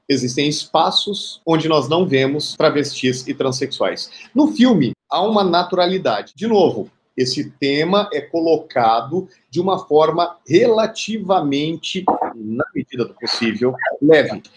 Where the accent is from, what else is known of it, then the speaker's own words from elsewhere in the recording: Brazil; also born or lived in Cuiabá, Mato Grosso; como cidadãos, como brasileiros e brasileiras